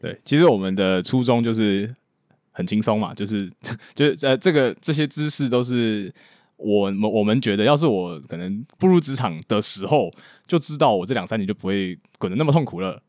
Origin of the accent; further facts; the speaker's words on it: Taiwan; moved away as an adult; now in Hong Kong; 我是一个在台湾土生土长，然后大学之后到香港读资讯管理，然后之后毕业之后在香港科技业工作的一个台湾人